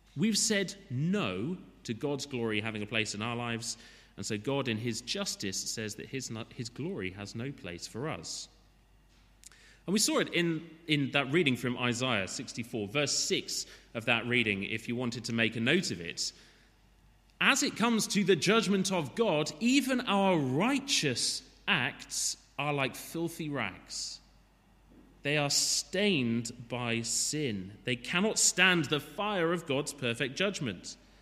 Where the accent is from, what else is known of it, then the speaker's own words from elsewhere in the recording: Wales, United Kingdom; As a Welshman